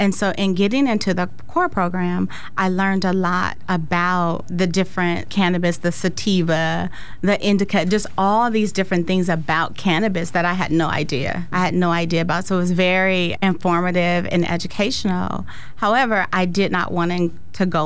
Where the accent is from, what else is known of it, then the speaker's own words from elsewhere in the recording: Sacramento, California, United States; also born or lived in San Francisco; I'm from San Francisco, but Sacramento all of my formative years